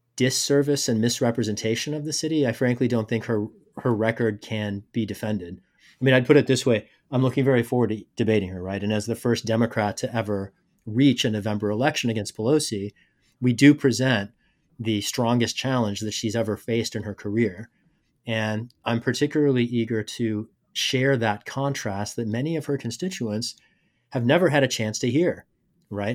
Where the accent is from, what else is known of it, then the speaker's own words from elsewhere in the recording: Rosebud, Missouri, United States; also born or lived in England / Pakistan; I came up in rural Missouri, uh, my family moved there when I was two years old. grew up in a small town called Rosebud.